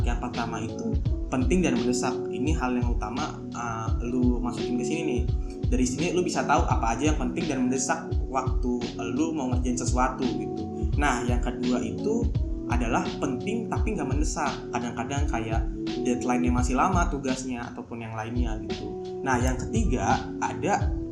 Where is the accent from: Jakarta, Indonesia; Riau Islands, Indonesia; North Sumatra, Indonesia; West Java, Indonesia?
West Java, Indonesia; Karawang; gue orang Karawang